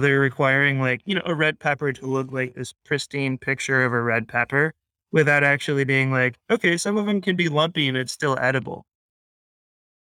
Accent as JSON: {"language": "English", "region": "Western New York", "country": "United States", "moved": "yes", "said": "I'm originally from Western New York, so like we had Wegmans"}